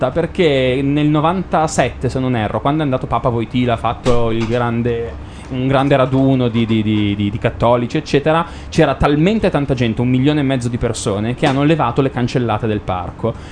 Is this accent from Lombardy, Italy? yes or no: yes; Milan, Lombardy, Italy; siamo di Milano